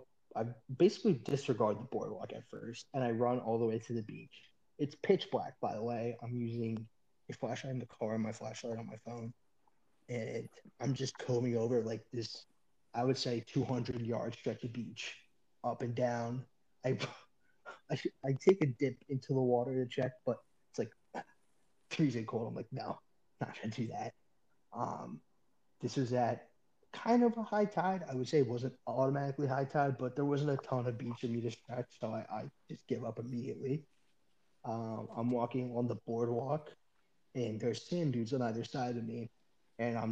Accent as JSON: {"language": "English", "town": "Philadelphia", "region": "Pennsylvania", "country": "United States", "moved": "yes", "said": "I'm not going to say what town in Philadelphia I'm from"}